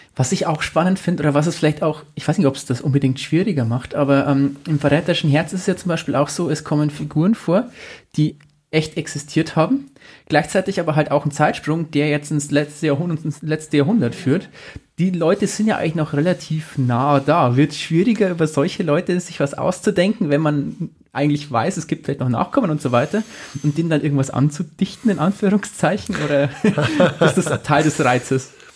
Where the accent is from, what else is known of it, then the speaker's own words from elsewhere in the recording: Amberg, Bavaria, Germany; ist Amberg meine Heimatstadt